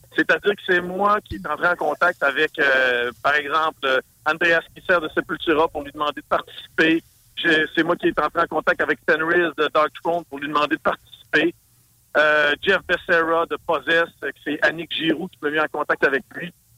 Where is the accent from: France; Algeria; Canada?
Canada; Saguenay, Quebec; accent: Saguenay; Mon accent Saguenay